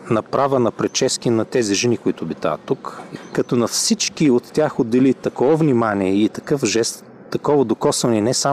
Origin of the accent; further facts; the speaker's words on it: Sofia, Sofia City, Bulgaria; от София.